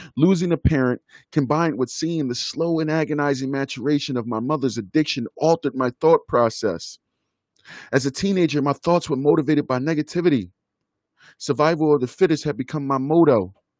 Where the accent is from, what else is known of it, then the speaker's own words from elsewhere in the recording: Philadelphia, Pennsylvania, United States; I am an American kid who was born and raised in Philadelphia, Pennsylvania.